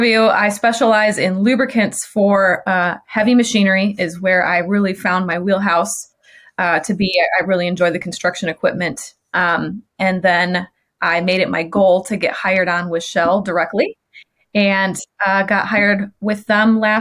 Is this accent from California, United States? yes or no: no; Michigan, United States; moved away as an adult; also born or lived in Chicagoland; I moved on a whim from Michigan, where I grew up, to Chicagoland